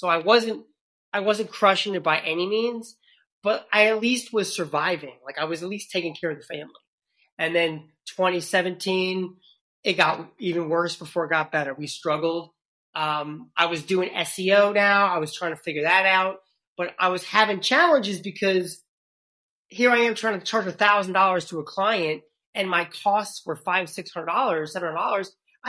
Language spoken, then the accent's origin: English; New York City, New York, United States; accent: New York City; I'm originally from New York City, so I lost my New York City accent a long time ago